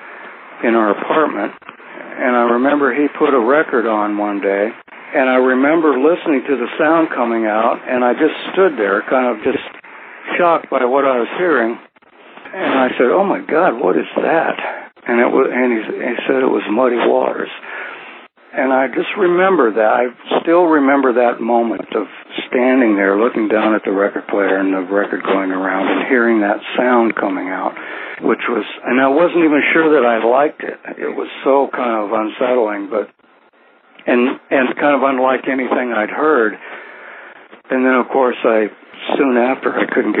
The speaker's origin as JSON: {"language": "English", "town": "Burlington", "region": "Iowa", "country": "United States", "tie": "born or raised there", "said": "I was born in Burlington, Iowa, which sits on the Mississippi River"}